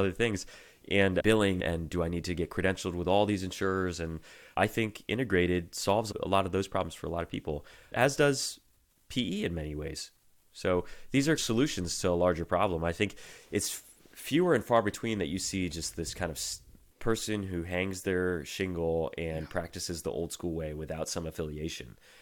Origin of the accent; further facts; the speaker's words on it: Virginia, United States; moved away as an adult; now in Michigan, United States; my home state, Virginia